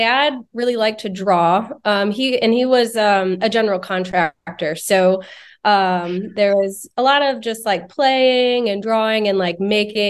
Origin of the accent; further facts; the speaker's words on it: St. Louis, Missouri, United States; I grew up in St. Louis, Missouri.